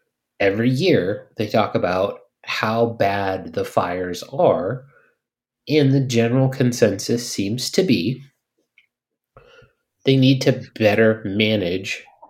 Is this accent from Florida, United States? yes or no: no; California, United States; like we're from California.